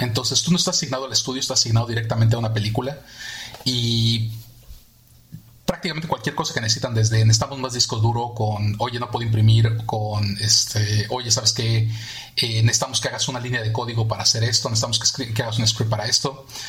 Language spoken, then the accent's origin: Spanish; Mexico City, Mexico; also born or lived in Miami, United States / England; now in United States; yo nací en México, nací en la Ciudad de México, este, viví toda mi vida ahí, hasta que me mudé a Estados Unidos